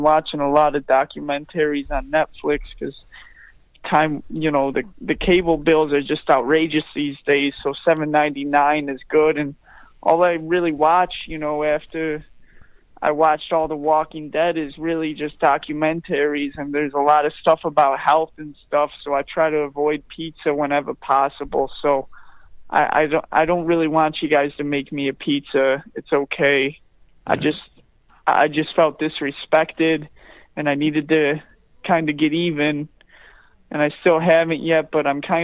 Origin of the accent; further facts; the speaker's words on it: Philadelphia, Pennsylvania, United States; I grew up in Philly